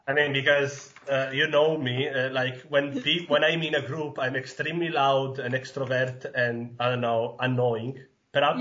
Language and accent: English; Sicily, Italy; English is a second language; moved away as an adult; also born or lived in northern Italy; now in Halle, Germany; was raised and born in Sicily in a really tiny village on the northeast coast of Sicily and I stayed there until the high school because then I decided to move to the north of Italy.